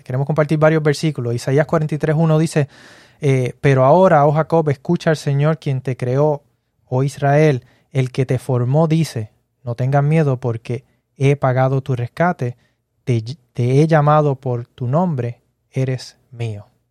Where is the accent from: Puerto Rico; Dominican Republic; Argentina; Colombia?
Puerto Rico; yo soy puertorriqueño